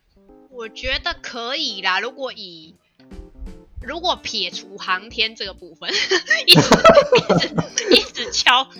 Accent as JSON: {"language": "Chinese", "country": "China", "said": "对，就是硬要加说，对我我我身为中国人，我人在国外，我还是啊很期待"}